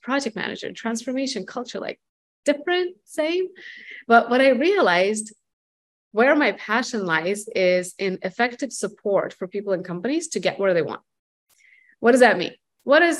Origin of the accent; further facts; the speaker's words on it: Russia; moved away as an adult; now in United States; I'm from Russia. I moved here in 2006 to the United States